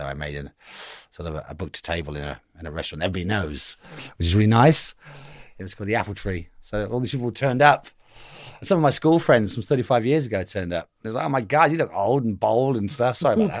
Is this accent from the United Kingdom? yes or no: yes; Cheltenham, South West England, United Kingdom; also born or lived in St. Paul's; The Cotswolds. I was from Cheltenham. I was born in St. Paul's.